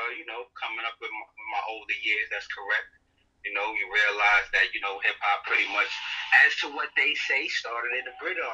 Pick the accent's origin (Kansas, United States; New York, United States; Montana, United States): New York, United States; New York City; I'm from Brooklyn, New York.